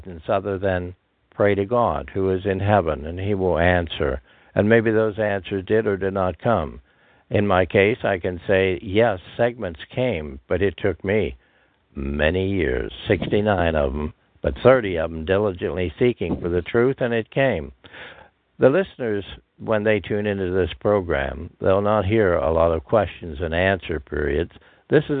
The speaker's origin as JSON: {"language": "English", "region": "Pennsylvania", "country": "United States", "tie": "born or raised there"}